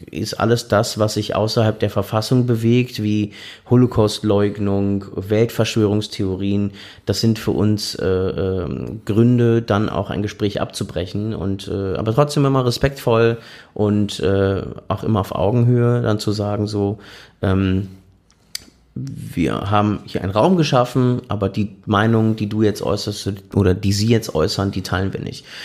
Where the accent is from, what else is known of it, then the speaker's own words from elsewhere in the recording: Berlin, Germany; also gerade da, wo ich herkomme, nämlich Berlin. Äh, Berlin ist ja wahnsinnig vielfältig.